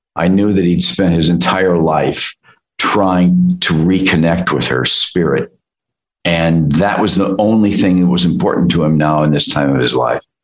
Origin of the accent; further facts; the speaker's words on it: Midwest, United States; I come from the Midwest